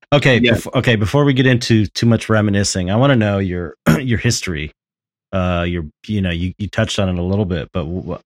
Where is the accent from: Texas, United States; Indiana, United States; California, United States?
California, United States; Los Angeles; I'm from San Pedro. That's where I grew up.